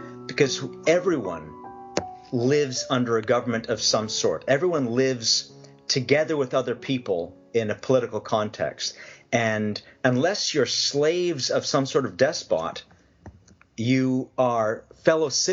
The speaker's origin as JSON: {"language": "English", "country": "Canada", "tie": "born or raised there", "moved": "yes", "lives_now": "Long Island, United States", "said": "Raised Canadian"}